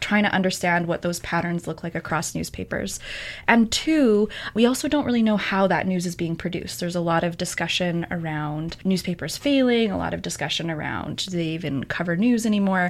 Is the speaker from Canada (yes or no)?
yes; Alberta, Canada; moved away; I'm from Alberta